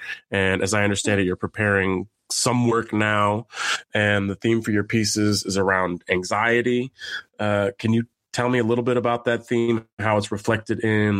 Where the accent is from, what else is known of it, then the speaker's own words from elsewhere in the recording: San Francisco, California, United States; Nikki Lau was born and raised in San Francisco, California, my hometown.